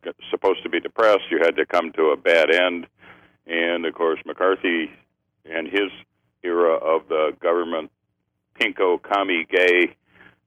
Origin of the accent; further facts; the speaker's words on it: Chicago area, Illinois, United States; moved away; I was raised in Chicago, in the Chicago area, in the suburbs